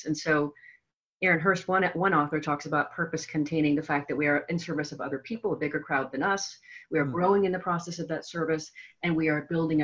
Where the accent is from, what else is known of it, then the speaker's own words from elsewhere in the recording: the Northwest, Pacific Northwest, United States; I'm from the Northwest as well